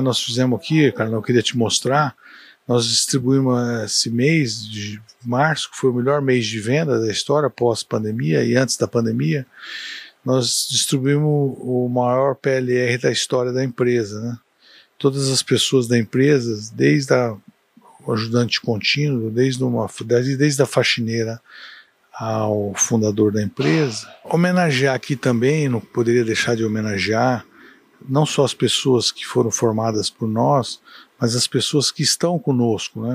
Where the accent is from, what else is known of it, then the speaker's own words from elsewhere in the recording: Ribeirão Preto, São Paulo, Brazil; moved away as an adult; now in Uberlândia, Brazil; Eu nasci em Ribeirão Preto, dia 4 de 11 de 58, meia-noite e 15 e adotei Uberlândia